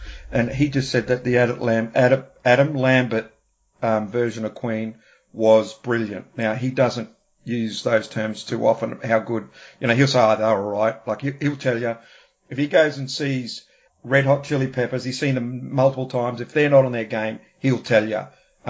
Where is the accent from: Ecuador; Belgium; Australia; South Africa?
Australia; also born or lived in New Zealand; growing up in Australia and New Zealand in the 70s, and the 80s